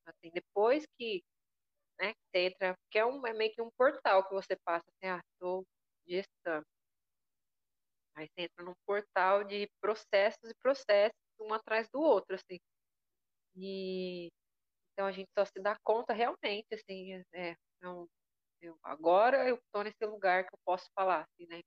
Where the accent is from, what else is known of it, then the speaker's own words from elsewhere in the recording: interior of São Paulo, Brazil; now in Florianópolis, Brazil; eu vim do interior de São Paulo, né? E é outro tipo de vivência, é outro tipo de criação. Eu acho que eu moro em Florianópolis